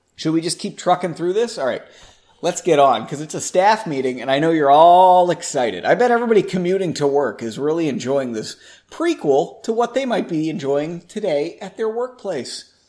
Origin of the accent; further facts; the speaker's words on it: Massachusetts, United States; We're both from Massachusetts